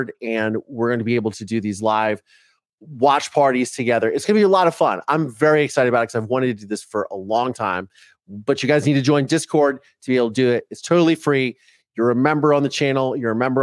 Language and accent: English; Ohio, United States; first language English; now in Los Angeles, United States; I grew up in Ohio.